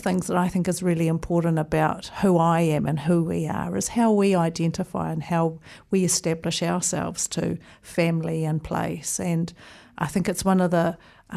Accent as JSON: {"language": "English", "region": "Auckland", "country": "New Zealand", "tie": "born or raised there", "also_born_or_lived": "Wellington", "moved": "as an adult", "lives_now": "Christchurch, New Zealand", "said": "I was here for a grand total of 14 days before we moved to Auckland, where I did my schooling and, right, and pretty much grew up there."}